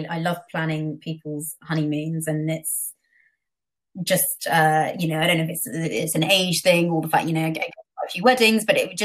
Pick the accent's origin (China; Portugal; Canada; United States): Portugal; moved away; I grew up in Portugal, still have family there